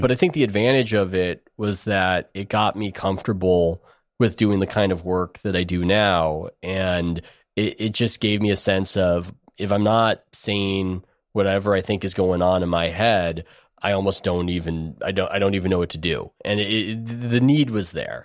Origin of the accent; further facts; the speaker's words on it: San Diego, California, United States; I grew up in San Diego